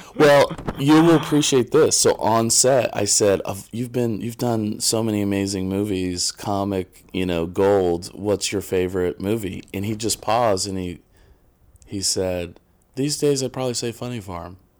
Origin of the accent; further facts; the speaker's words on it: Midwest, United States; I'm from the Midwest and I was born in nineteen eighty